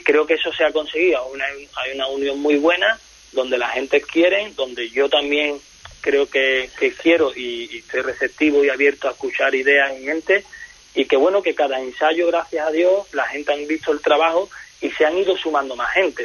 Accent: El Puerto de Santa María, Andalusia, Spain; Yo vengo del puerto Santa María de Cádiz

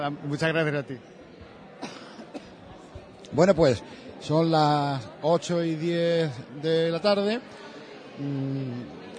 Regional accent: Galicia, Spain; now in Huelva, Spain; yo como, como gallego que soy, yo no conocía el Rocío hasta que llegué aquí.

